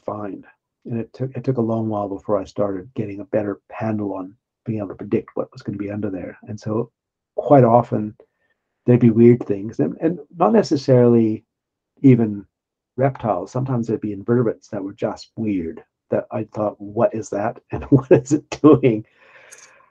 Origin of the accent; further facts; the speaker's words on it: Winnipeg, Manitoba, Canada; moved away as an adult; now in Sydney, Australia; as a kid growing up in Winnipeg